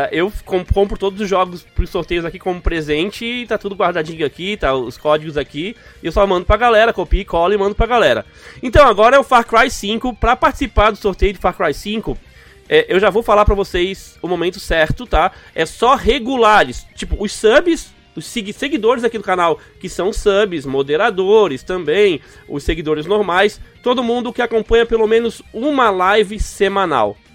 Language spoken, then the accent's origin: Portuguese; Santa Bárbara d'Oeste, São Paulo, Brazil; Sou de Santa Bárbara do Oeste, interior de São Paulo.